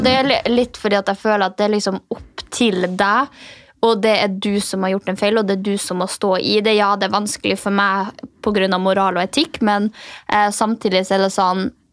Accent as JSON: {"language": "Norwegian", "region": "Finnmark", "country": "Norway", "said": "siden jeg er fra Finnmark"}